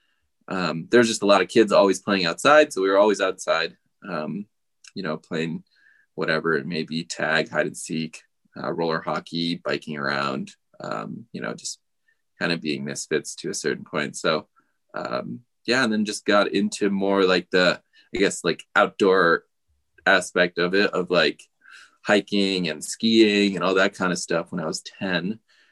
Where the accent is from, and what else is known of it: United States; born or raised there; also born or lived in Gujarat, India